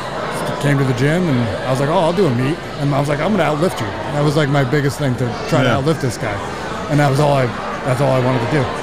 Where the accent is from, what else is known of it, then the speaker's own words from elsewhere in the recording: Green Lake, United States; I grew up in Green Lake